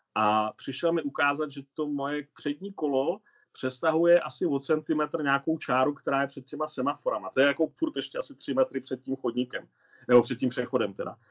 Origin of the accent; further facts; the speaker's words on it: Hradec Králové, Hradec Králové Region, Czechia; moved away as an adult; also born or lived in Pardubice / Spain; now in Switzerland; nám Hradečákům se říká Mechováci nebo Otroci